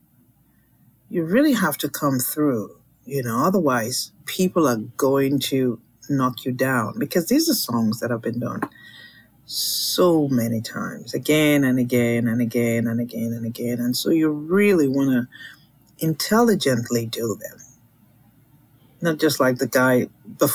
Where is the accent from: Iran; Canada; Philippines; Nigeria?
Nigeria; Lagos; also born or lived in London, England; now in United States; I was born in Lagos, which is, that's the Yoruba land. I do speak Yoruba. I do speak a little bit of Igbo, just a little bit. I grew up in Lagos